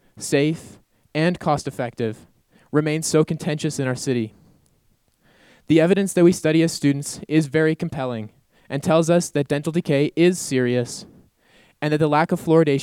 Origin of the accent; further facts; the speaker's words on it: Calgary, Alberta, Canada; the community water fluoridation that I received growing up in Calgary